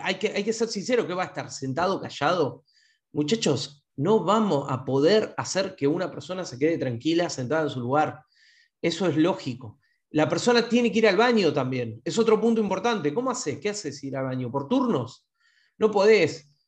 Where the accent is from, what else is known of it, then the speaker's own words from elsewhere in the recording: Argentina; somos, somos este, argentinos